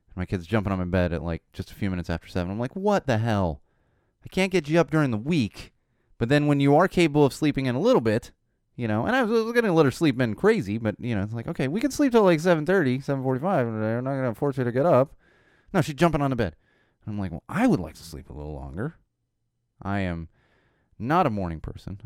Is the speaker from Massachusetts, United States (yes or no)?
no; Poway, California, United States; growing up in San Diego, uh, Poway specifically